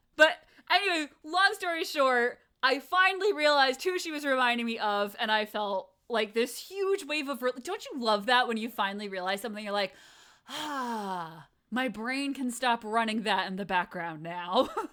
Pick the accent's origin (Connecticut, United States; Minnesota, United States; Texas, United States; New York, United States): Connecticut, United States; New England; I grew up in New England. I lived in Connecticut